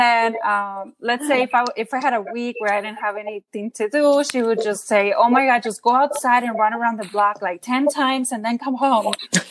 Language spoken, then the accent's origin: English; Mexico; moved away; growing up in Mexico